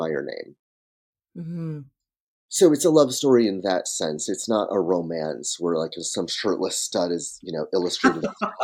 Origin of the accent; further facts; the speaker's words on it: Michigan, United States; I grew up in Michigan and I was on a dirt road outside a small town that doesn't even have a traffic light to this day